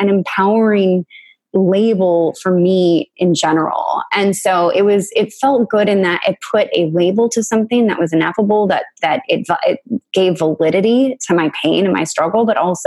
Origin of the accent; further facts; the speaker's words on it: United States; I was a little girl growing up in the United States